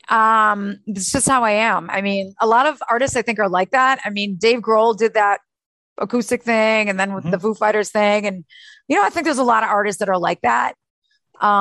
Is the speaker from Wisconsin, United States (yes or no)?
yes; Milwaukee, Wisconsin, United States; moved away as an adult; also born or lived in Austin, Texas; I never left Milwaukee after that, my hometown